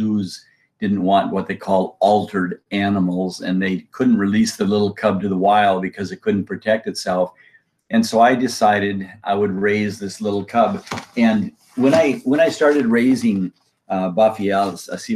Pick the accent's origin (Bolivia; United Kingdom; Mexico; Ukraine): Bolivia; now in United States; I was born and raised down in Bolivia, South America